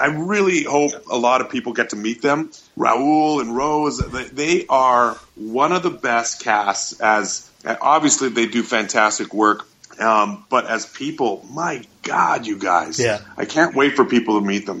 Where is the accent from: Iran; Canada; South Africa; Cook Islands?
Canada; Winnipeg, Manitoba; my hometown of Winnipeg, Manitoba